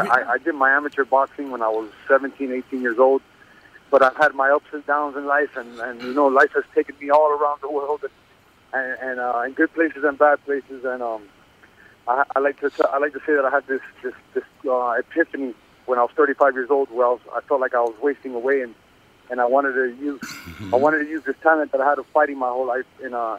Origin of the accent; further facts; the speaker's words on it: Miami, Florida, United States; No, I was born and raised in Miami. My parents are Cuban.